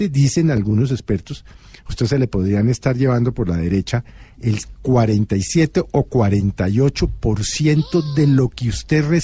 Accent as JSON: {"language": "Spanish", "country": "Colombia", "said": "a uno como colombiano"}